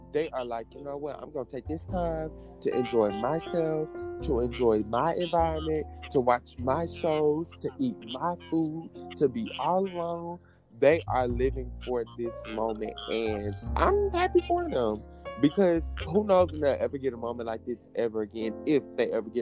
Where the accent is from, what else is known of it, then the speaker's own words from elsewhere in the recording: Columbia, United States; I'm from Columbia